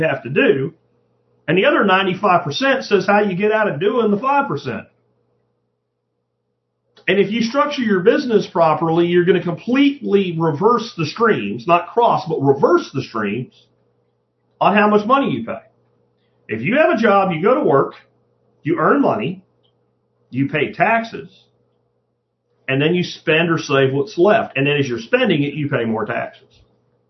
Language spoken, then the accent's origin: English; Jacksonville, Florida, United States; I grew up in Jacksonville, Florida in the 80s